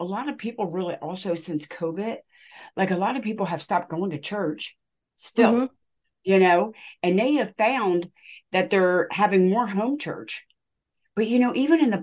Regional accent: United States; I am from America, but I am not white. I am Native American and Italian

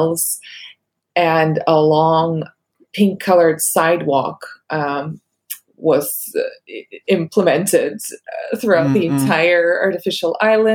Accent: Russia; English is a second language; moved away as an adult; now in United States; I grew up with Beverly Hills 90210 dubbed in Russian

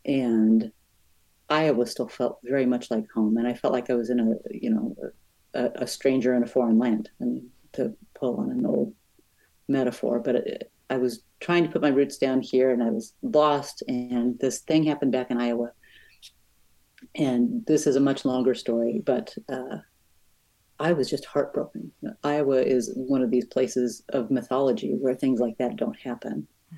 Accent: Brazil; I'm from Brazil.

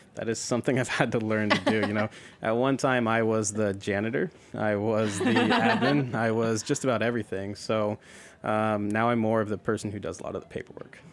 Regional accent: the Northwest, Pacific Northwest, United States; I grew up in the Northwest. That's where I'm from.

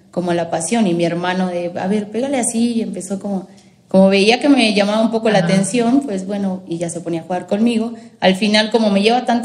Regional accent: Mexico; Y yo no, soy mexicana, solo el nombre.

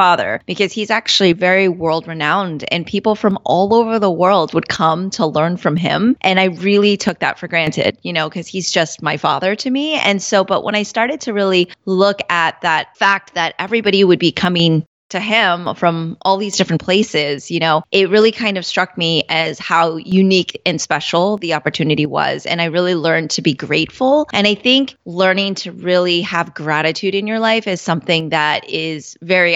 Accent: Orlando, Florida, United States; growing up in Orlando, I definitely was a minority

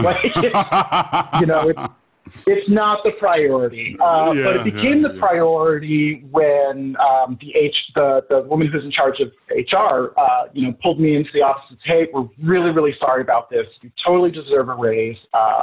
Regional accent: Boise, Idaho, United States; moved away as an adult; also born or lived in Seattle, Washington; now in New York, United States; I was growing up in Idaho

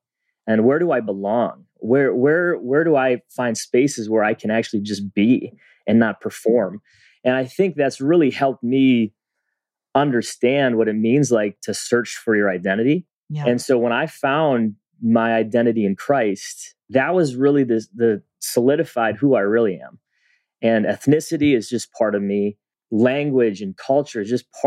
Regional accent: a suburb of Minneapolis, Minnesota, United States; I grew up in a suburb of Minneapolis, and at the time, it was primarily white

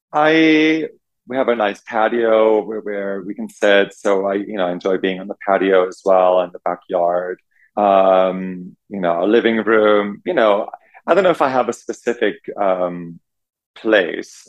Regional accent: Germany; moved away as an adult; also born or lived in New York City, United States; now in West Hollywood, United States; growing up in Germany

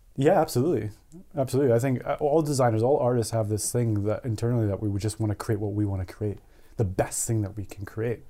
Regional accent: Edmonton, Alberta, Canada; also born or lived in Beaumont, Alberta; I'm from, I'm from Canada. I was born in a town called Edmonton, Alberta. Um, and basically raising this town.

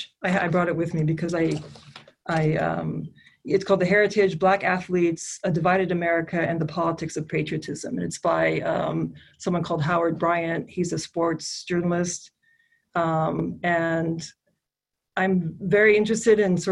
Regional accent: Kuwait; moved away as an adult; also born or lived in Canada / East Coast, United States; now in Dearborn, United States; I was born in Canada, I grew up in Kuwait, I came to the US when I was 18 and lived here for 20 years

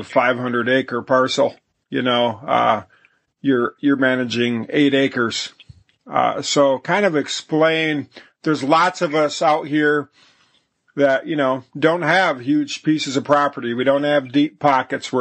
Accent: Michigan, United States; growing up in Michigan and hunting in Pennsylvania

